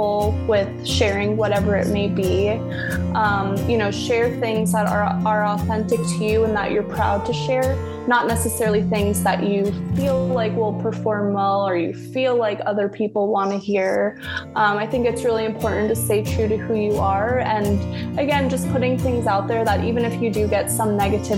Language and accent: English; South Florida, United States; moved away as an adult; now in Tampa, United States; I grew up in South Florida